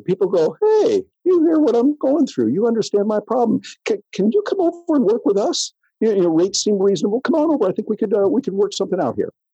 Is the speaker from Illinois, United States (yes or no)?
no; near Jackson, Michigan, United States; I grew up in Michigan, small little country town there in Michigan, as you know, right outside Jackson